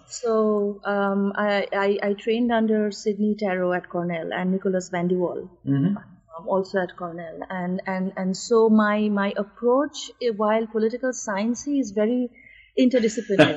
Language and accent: English; India; moved away as an adult; also born or lived in United States; my life as a student in America and you know my life growing up in India